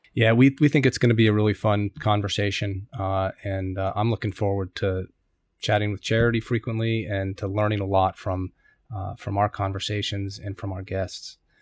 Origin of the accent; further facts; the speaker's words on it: United States; moved away as an adult; now in Tokyo, Japan; an American living in Tokyo